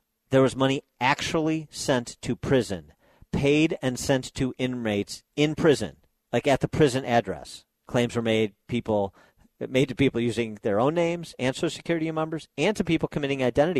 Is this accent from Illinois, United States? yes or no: yes; Illinois, United States; Illinois, my home state